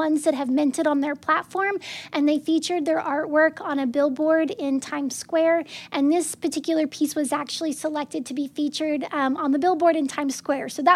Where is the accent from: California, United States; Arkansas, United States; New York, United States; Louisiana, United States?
Arkansas, United States; growing up in Arkansas. It looks like so many of the small towns that we would pass through.